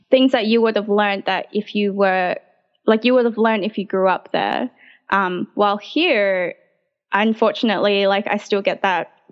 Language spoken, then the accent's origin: English; Sydney, New South Wales, Australia; I was born in the RPA uh, and I grew up in around the Marrickville area. I still live around the Marrickville area, so it's very much my home.